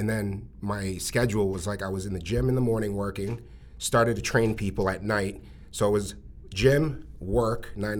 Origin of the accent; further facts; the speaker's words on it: Malden, Massachusetts, United States; I grew up in Malden, Massachusetts, born and raised